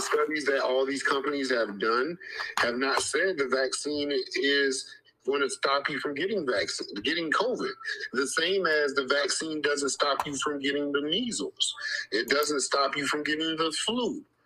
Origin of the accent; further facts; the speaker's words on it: United States; we are American